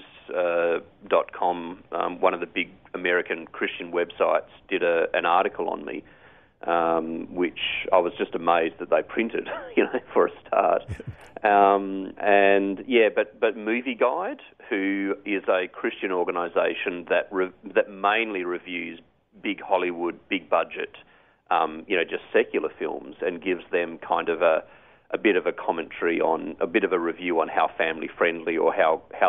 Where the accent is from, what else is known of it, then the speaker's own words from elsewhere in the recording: Wollongong, New South Wales, Australia; I'm in Wollongong, Australia